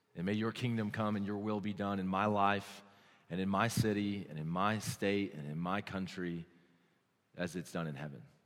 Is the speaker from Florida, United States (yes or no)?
no; New Mexico, United States; I'm from New Mexico